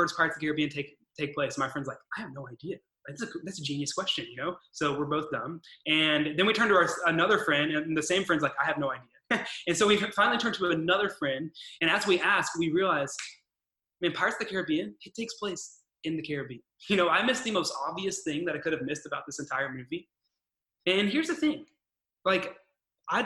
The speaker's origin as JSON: {"language": "English", "region": "Arkansas", "country": "United States", "also_born_or_lived": "California", "moved": "yes", "said": "I'm from Arkansas originally, which basically means I was born in a church"}